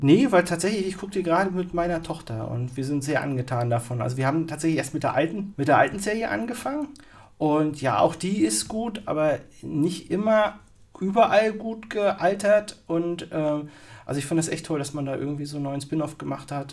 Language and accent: German; East Germany, Germany; als Kind im Osten